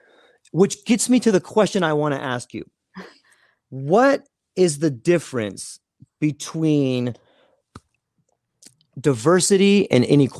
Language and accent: English; California, United States; now in Hawaii, United States; I grew up in Southern California, and it was not. There wasn't a whole lot of diversity.